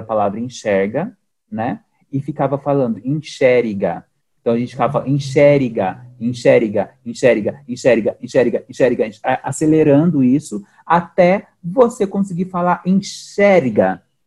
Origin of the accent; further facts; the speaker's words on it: Sorocaba, São Paulo, Brazil; eu sou de Sorocaba